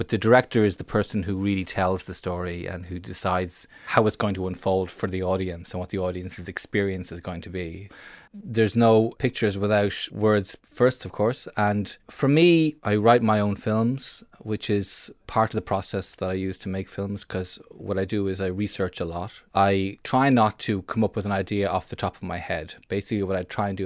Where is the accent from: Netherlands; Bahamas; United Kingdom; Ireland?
Ireland; I'm an Irish film director